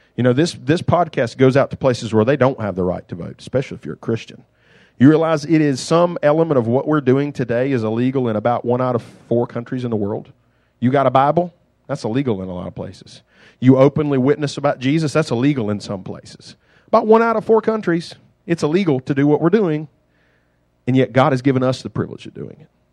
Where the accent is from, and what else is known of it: United States